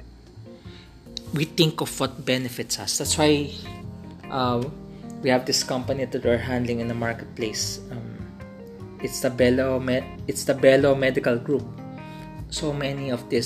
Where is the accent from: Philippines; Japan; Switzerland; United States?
Philippines; as a Filipino, especially in the Philippines